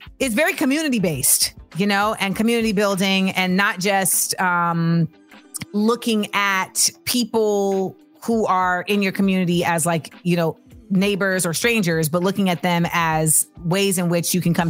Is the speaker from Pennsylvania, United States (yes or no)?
no; Orlando, Florida, United States; Orlando, my hometown